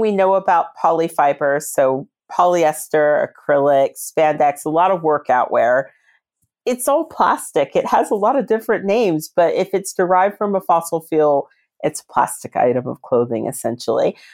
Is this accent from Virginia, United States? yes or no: yes; Reston, Virginia, United States; I volunteered in a charity shop near my hometown in Reston.